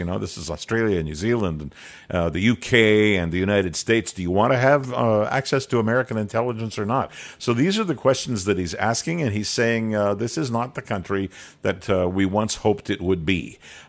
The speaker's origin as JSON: {"language": "English", "country": "Canada", "said": "I'm just a Canadian"}